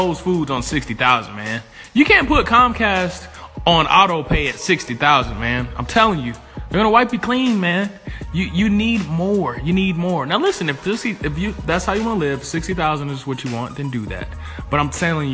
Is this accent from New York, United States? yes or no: no; Atlanta, Georgia, United States; I'm an investor from Atlanta, Georgia